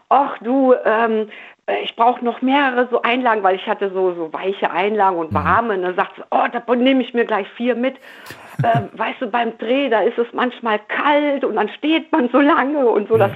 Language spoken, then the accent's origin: German; Cologne, North Rhine-Westphalia, Germany; Aber ja, als Kölner aber selbst, ach